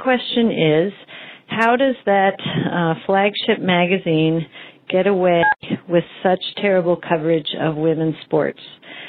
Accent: Saco, Maine, United States; I'm from Saco, Maine.

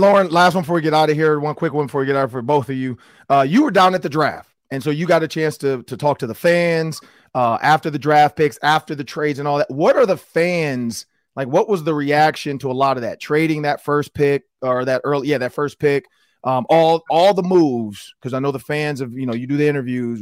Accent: Detroit, Michigan, United States; I'm from Detroit

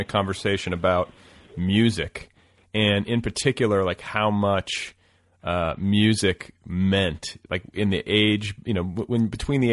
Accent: Milwaukee, Wisconsin, United States; I grew up in Milwaukee

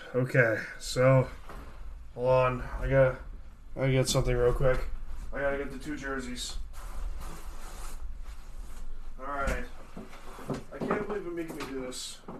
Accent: New York, United States; that insults me as a New Yorker

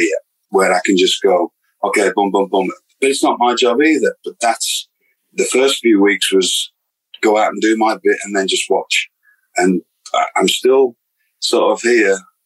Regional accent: United Kingdom; moved away as an adult; I came from Britain

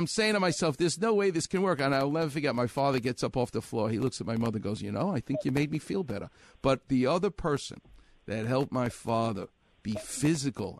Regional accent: New York, United States; I'm Jewish and I'm from New York

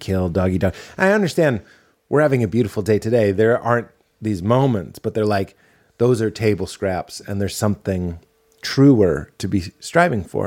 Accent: New England, United States; I'm from New England.

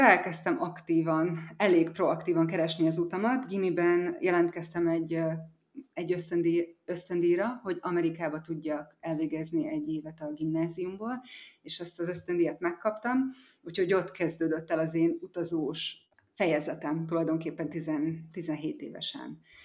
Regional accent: Eger, Heves, Hungary; moved away as an adult; also born or lived in Szombathely, Hungary / United States; now in Bali, Indonesia; Egerben születtem, és a szüleim mind a ketten kápolnaiak, az egy Eger közeli falu

